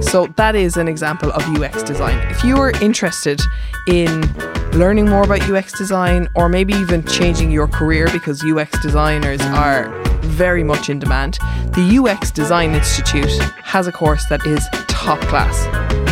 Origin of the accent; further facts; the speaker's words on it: Mallow, Munster, Ireland; now in Dublin, Ireland; I'm from Mallow, so say my grave's in Mallow